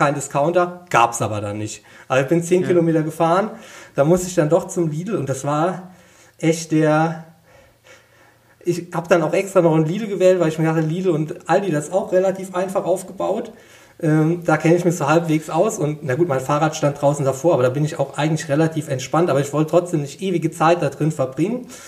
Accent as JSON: {"language": "German", "area": "Westerwald", "region": "Rhineland-Palatinate", "country": "Germany", "said": "ich komme aus dem Westerwald, bin heimatverbunden"}